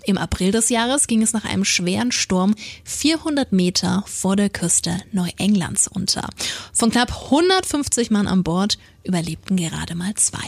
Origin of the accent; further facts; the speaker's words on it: Franconia, Bavaria, Germany; accent: Franconian; unseren Dialekt